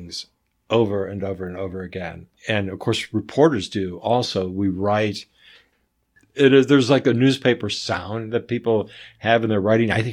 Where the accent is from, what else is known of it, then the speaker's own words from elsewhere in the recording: North Carolina, United States; I grew up in North Carolina mostly